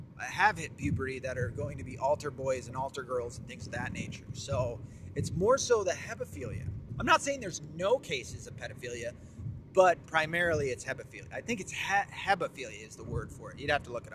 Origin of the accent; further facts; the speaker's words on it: the South, United States; I'm also from the South